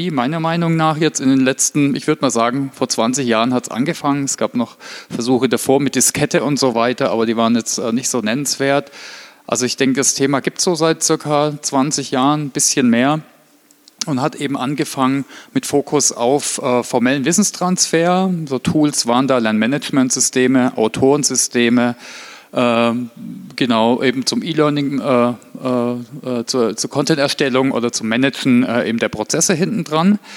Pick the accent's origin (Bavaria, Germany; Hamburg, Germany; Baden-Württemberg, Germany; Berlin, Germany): Baden-Württemberg, Germany; Heilbronn; Ich komme ursprünglich aus Heilbronn, äh, also das Weinsberg bei Heilbronn kennt vielleicht der eine oder andere von der Autobahn